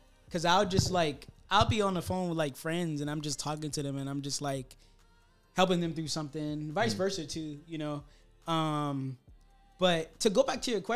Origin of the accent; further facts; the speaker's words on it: Miami, Florida, United States; I'm from Miami